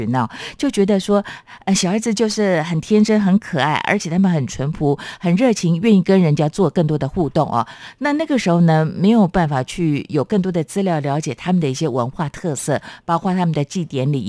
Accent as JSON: {"language": "Chinese", "town": "Chiayi", "country": "Taiwan", "tie": "born or raised there", "said": "那是我老家耶。"}